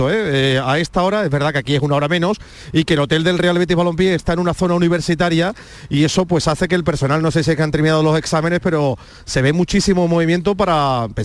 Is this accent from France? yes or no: yes; France; moved away; also born or lived in Málaga; I'm from France.